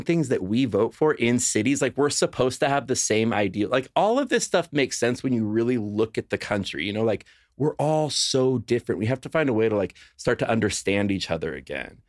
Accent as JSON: {"language": "English", "town": "Los Angeles", "region": "California", "country": "United States", "tie": "born or raised there", "moved": "as an adult", "lives_now": "Nashville, United States", "said": "I grew up in Los Angeles my entire life."}